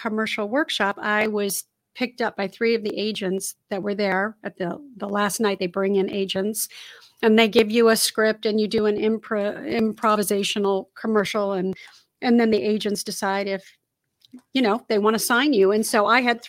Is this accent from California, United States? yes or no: yes; Los Angeles, California, United States; also born or lived in Oakland, California / Torrance, California; I was born and raised in Los Angeles, so I'm a Southern California girl.